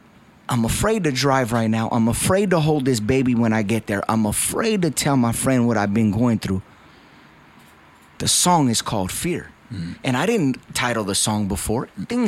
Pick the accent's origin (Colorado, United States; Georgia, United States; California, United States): California, United States; Covina; My entire life, I grew up in Covina.